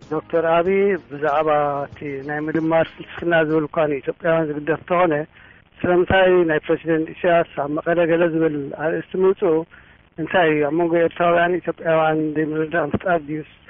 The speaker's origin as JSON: {"language": "Tigrinya", "country": "Eritrea", "moved": "yes", "lives_now": "Texas, United States", "said": "እዚ ከም ኤርትራዊ ብጣዕሚ ይስምዓኒ"}